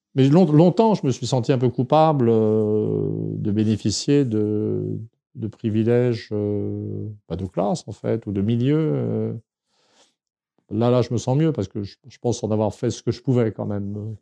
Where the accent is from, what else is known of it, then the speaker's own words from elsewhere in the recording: Saint-Germain-en-Laye, Île-de-France, France; Je suis né à Saint-Germain-en-Laye en 1951